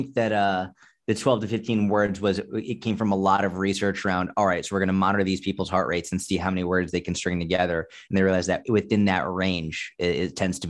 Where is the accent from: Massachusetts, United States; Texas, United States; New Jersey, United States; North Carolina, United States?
Massachusetts, United States; Boston; I grew up in Boston where, you know, we had tons of snow, so yeah.